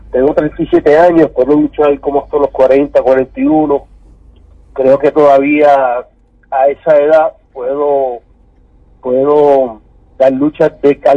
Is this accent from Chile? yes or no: no; San Juan, Puerto Rico; Yo no soy de Santa Isabel. Ese es el viejo mío. Yo soy de San Juan, Puerto Rico, la capital.